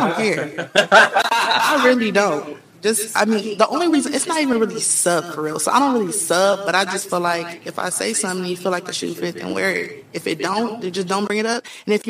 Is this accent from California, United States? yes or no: yes; Long Beach, California, United States; I'm from Long Beach, California, North Side.